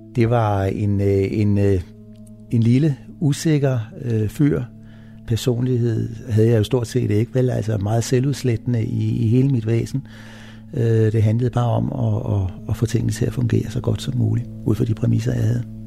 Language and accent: Danish; Copenhagen, Capital Region of Denmark, Denmark; Jeg er født i København